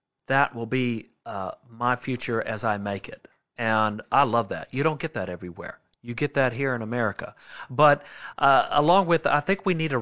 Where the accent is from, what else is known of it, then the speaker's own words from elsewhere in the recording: Sumter, South Carolina, United States; also born or lived in Fulton, Missouri; I'm from Sumter, South Carolina.